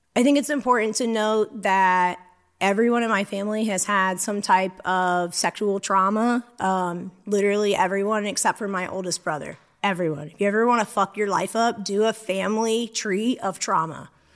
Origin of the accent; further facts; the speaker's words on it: St. Augustine, Florida, United States; also born or lived in Louisiana; I grew up in Saint Augustine, Florida